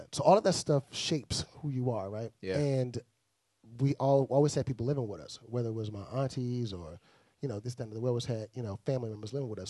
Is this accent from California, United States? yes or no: no; Houston, Texas, United States; also born or lived in Miami, Florida; I'm originally from Miami, Florida, born there, from Bahamian descent. Um, raised in Houston, Texas, from Houston.